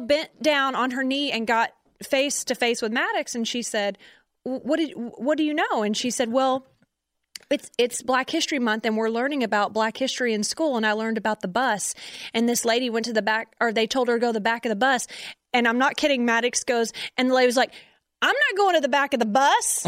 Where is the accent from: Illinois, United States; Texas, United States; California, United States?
Texas, United States; Conroe; we're from Conroe